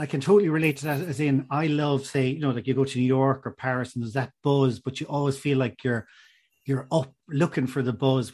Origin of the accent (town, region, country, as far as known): Ireland